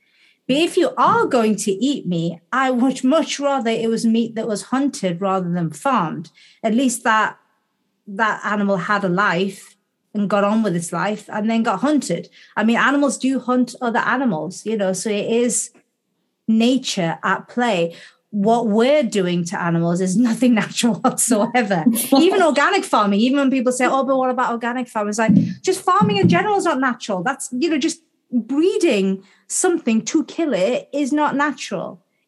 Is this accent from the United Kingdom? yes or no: yes; Gateshead, North East England, United Kingdom; I'm back to my hometown of Gateshead. So Gateshead's a couple of miles south of Newcastle-upon-Tyne in the northeast of England.